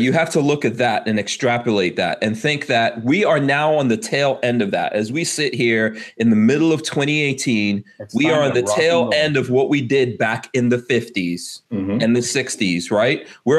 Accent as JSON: {"language": "English", "country": "Guyana", "tie": "born there", "said": "including where I was born in Guyana"}